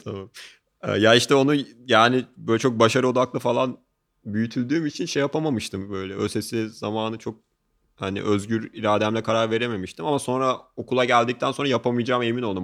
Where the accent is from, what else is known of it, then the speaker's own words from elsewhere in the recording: Ankara, Turkey; ben çok başarı şey bir dolu bir lisede büyüdüm. Ee, işte Ankara'da Gazi Anadolu Lisesi